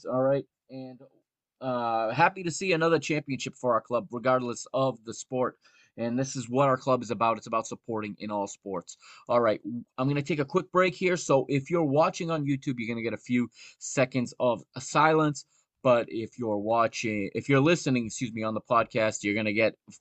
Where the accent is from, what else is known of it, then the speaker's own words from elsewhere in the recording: United States; I grew up here in the United States